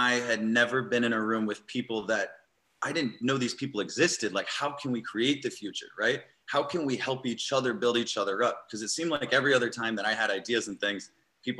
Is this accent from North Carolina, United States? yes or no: no; Eastern Iowa, United States; now in San Diego, United States; I grew up on a small town farm in Eastern Iowa